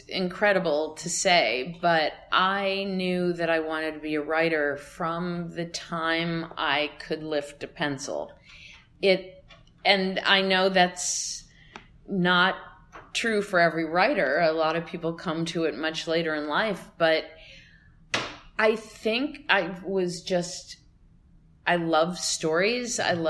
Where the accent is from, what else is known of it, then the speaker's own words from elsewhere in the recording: Cleveland, Ohio, United States; I have to say a shout out to my hometown.